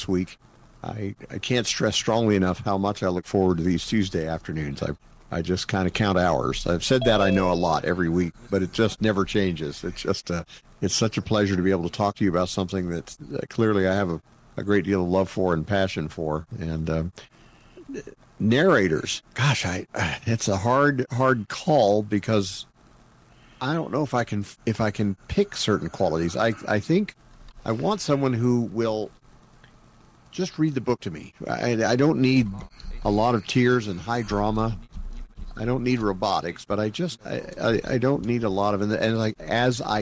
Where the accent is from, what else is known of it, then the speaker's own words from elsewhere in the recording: Utah, United States; I grew up in Utah